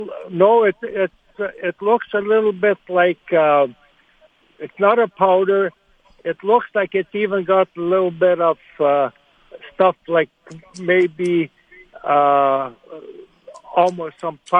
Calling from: Arbor, Manitoba, Canada; Arbor, Manitoba.

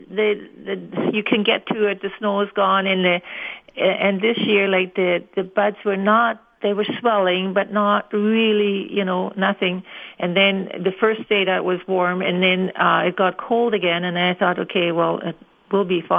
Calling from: Winnipeg, Manitoba, Canada; Yes, um, I'm calling from Winnipeg

